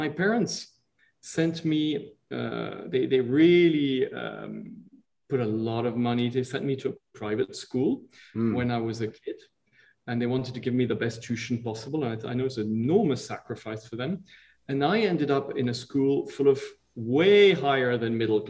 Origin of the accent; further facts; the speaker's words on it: Switzerland; also born or lived in Italy; I was born in Italy, but then I was really brought up, since I'm 3.5 years old, in Switzerland